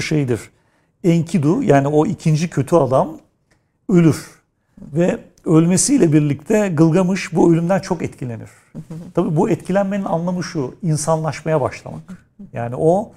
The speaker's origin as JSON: {"language": "Turkish", "region": "Istanbul", "country": "Turkey", "tie": "born or raised there", "said": "doğduğum yer Kadırga, büyüdüğüm yer Nişancı"}